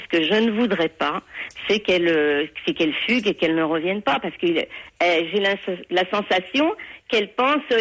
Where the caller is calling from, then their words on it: Canet-en-Roussillon, Occitania, France; Voilà, je suis de Canet en Roussillon, donc euh, je vous fais un petit coucou parce que j'ai besoin de vous en urgence là.